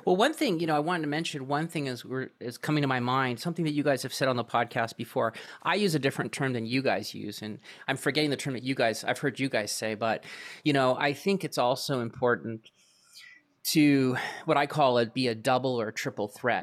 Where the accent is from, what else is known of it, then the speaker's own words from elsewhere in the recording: Vancouver, British Columbia, Canada; moved away; originally I'm from Vancouver, Canada. Uh, that's where I kinda got my start